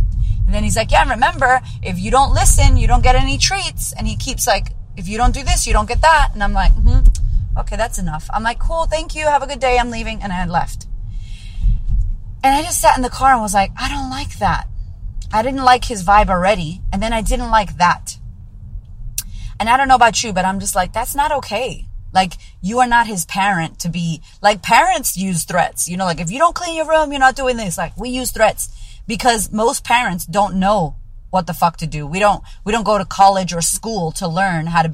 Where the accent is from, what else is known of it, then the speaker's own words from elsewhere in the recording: United States; moved away; I'm pretty American